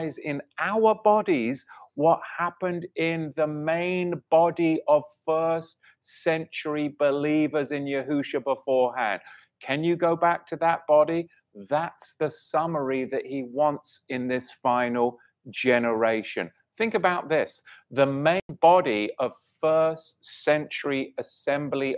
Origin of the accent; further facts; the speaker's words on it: England, United Kingdom; accent: English; my English accent